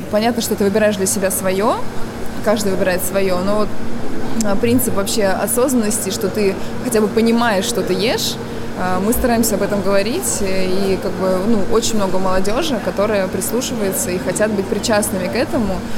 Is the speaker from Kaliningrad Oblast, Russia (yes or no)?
no; Volgograd, Volgograd Oblast, Russia; also born or lived in Yelan, Volgograd Oblast; Я родилась в Елане вообще. А, это Волгоградская область, поселок. А, переехали с родителями, когда мне было пять лет, в Волгоград